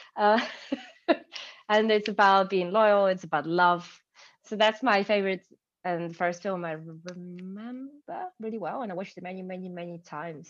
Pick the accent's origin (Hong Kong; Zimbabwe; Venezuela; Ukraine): Ukraine; English is a second language; moved away as an adult; also born or lived in Kyiv; now in London, United Kingdom; I'm from Ukraine